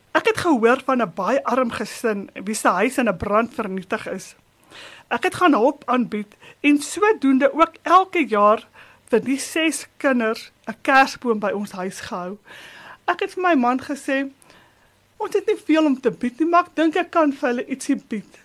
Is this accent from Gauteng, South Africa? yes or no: yes; Springs, Gauteng, South Africa; now in Boksburg, South Africa; Ek het groot geword op Entekot, 'n landbouhoeve net buite Springs